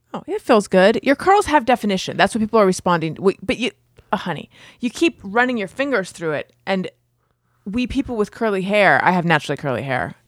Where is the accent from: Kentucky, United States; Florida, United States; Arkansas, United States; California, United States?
California, United States; Orange County; I grew up in Orange County, and that is where shitheads are